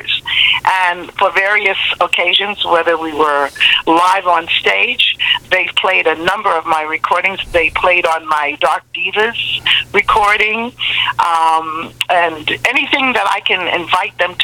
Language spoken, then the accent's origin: English; New York City, New York, United States; now in Montreal, Canada; I was born in Brooklyn, New York